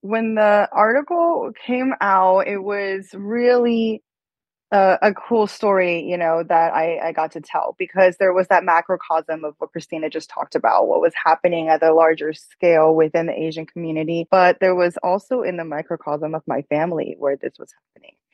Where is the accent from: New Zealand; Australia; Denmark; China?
China; moved away; Growing up in China, I always felt like it was so patriarchal